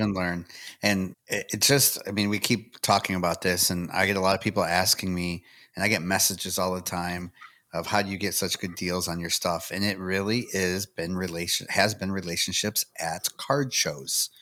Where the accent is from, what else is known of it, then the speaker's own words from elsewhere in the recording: Michigan, United States; now in Tennessee, United States; lived near each other up in Michigan